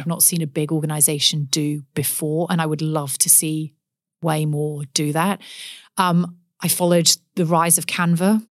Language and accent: English; Forest of Dean, Gloucestershire, South West England, United Kingdom; accent: English; moved away as an adult; now in Perth, Australia; I grew up in the West Country, um, in England, in Gloucestershire, in the Forest of Dean